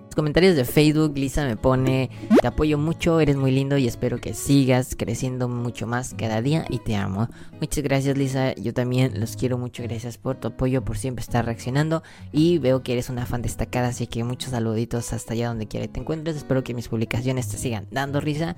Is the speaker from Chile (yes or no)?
no; Mexico; soy mexicano